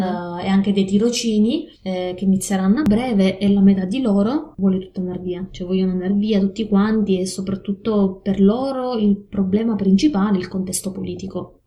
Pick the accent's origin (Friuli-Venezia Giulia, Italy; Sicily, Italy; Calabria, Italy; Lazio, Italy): Sicily, Italy; province of Catania; moved away as an adult; also born or lived in Forlì, Italy; now in Mitrovica, Kosovo; Vivo in questo momento a Kosovska Mitrovica, quindi nel mm-hmm. nord del, del Kosovo, ma vengo dalla Sicilia, provincia di Catania